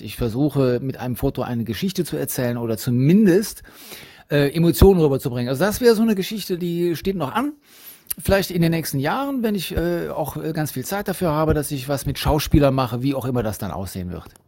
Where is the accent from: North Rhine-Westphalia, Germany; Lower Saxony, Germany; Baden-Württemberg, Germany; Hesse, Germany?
North Rhine-Westphalia, Germany; Cologne; ich bin in Köln geboren und da wohne ich auch